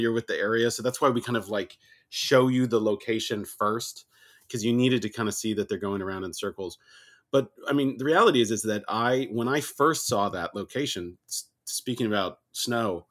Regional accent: California, United States; I'm from California too

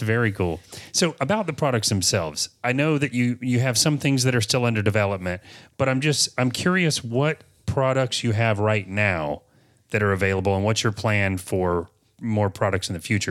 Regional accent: Apopka, Florida, United States; born and raised in Apopka

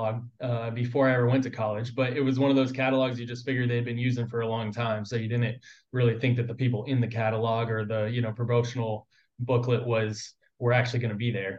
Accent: Southern California, United States; I grew up in Southern California. I'm originally from here.

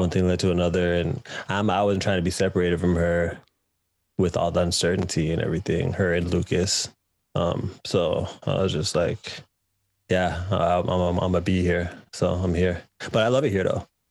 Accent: Canada; moved away as an adult; now in United Kingdom; I'm Canadian

